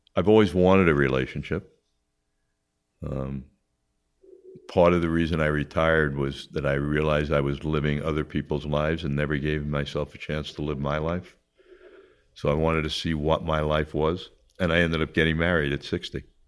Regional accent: Long Island, New York, United States; born or raised there; also born or lived in Queens, New York

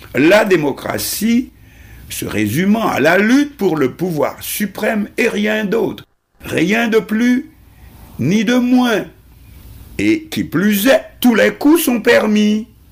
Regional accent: Haiti; chez nous en Haïti

